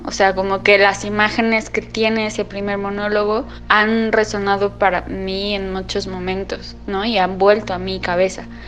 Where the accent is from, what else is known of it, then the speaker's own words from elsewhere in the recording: Mexico City, Mexico; tengo 29 años y soy de la Ciudad de México